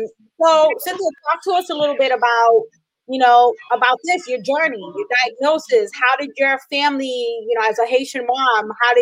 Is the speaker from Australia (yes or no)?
no; Puerto Rico; I'm from Puerto Rico, from the Caribbean